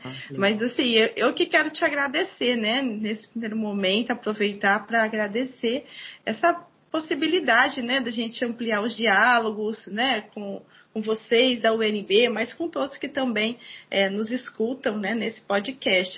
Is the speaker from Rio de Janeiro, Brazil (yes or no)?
no; Ribeirão Preto, São Paulo, Brazil; moved away; also born or lived in Ourinhos / Presidente Prudente; minha cidade natal, Ribeirão Preto, né, no interior de São Paulo